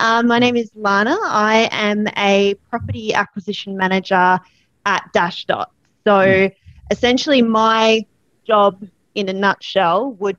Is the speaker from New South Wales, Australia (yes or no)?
no; Melbourne, Victoria, Australia; now in Sydney, Australia; So I grew up in the suburbs of Melbourne. I currently live in Sydney now, but grew up in Melbourne.